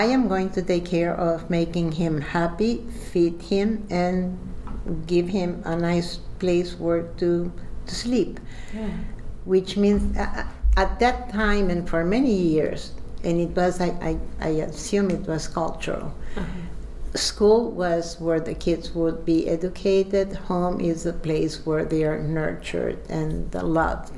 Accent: Uruguay; now in New York, United States; I'm originally from Uruguay, South America.

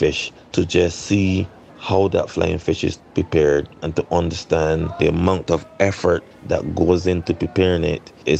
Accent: Saint John, Barbados; I remember as a boy growing up in St. John in the countryside of Barbados

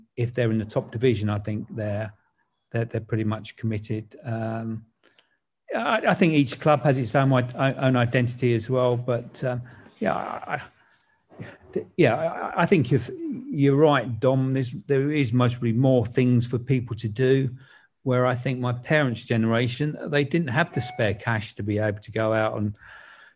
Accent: London, United Kingdom; my parents moved to Grange Park Avenue. I think would have been the mid 60s, and that's where I grew up basically

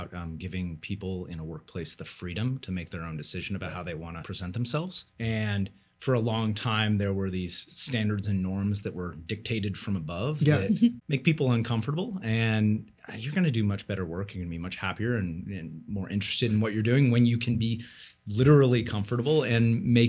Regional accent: West Coast, United States; And actually, growing up on the West Coast, I was fascinated with the East Coast, particularly New York City and that region.

